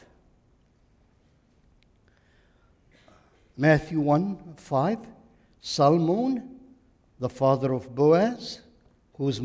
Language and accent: English; Lebanon; now in United States; I am Lebanese